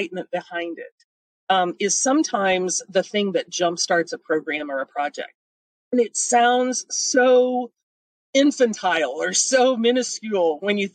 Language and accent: English; Missouri, United States; I'm from Missouri. We're the show me state.